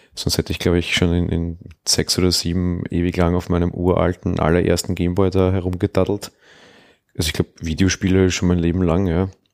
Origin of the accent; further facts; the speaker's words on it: Austria; Bei uns ist das Volksschule. Dann war ich vier Jahre am Realgymnasium